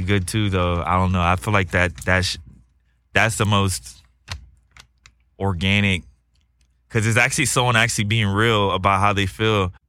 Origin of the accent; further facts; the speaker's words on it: Texas, United States; now in Los Angeles, United States; I'm from Texas